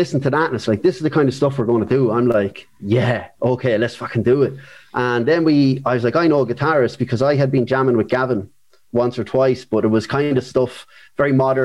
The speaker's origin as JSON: {"language": "English", "area": "Carlow", "region": "Leinster", "country": "Ireland", "moved": "yes", "lives_now": "Bray, Ireland", "said": "I'm a Carlow man living in Wicklow as well"}